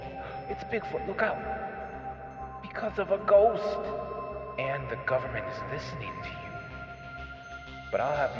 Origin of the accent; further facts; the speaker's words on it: Wisconsin, United States; for a long time, I hosted a weekly local radio show in my hometown here in Wisconsin.